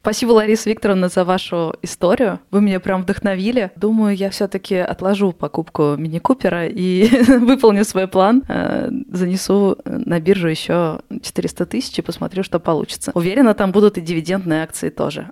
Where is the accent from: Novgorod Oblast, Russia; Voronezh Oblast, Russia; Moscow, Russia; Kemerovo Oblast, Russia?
Moscow, Russia; Москва, мой родной город